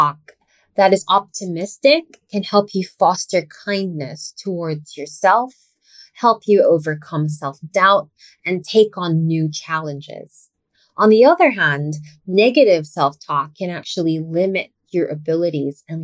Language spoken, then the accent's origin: English; Philippines; first language English; I was raised as English being my first language, obviously. And even though I eventually learned how to speak our native language